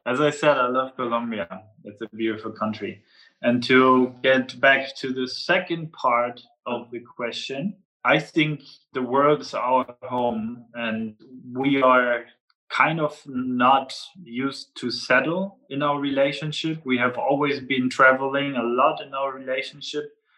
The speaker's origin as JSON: {"language": "English", "town": "Flensburg", "region": "Schleswig-Holstein", "country": "Germany", "tie": "born or raised there", "said": "people from Flensburg, my hometown, it's very typical"}